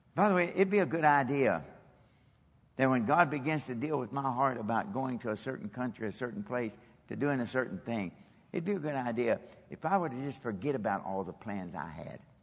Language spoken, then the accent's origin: English; Kentucky, United States; moved away as an adult; also born or lived in Japan; I'm from Kentucky